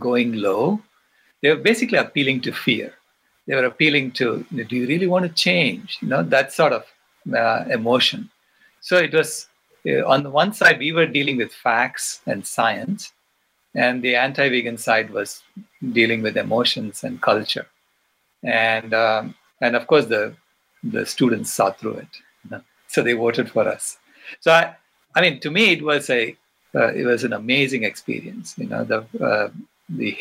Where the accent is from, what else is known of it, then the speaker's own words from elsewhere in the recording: India; I was from India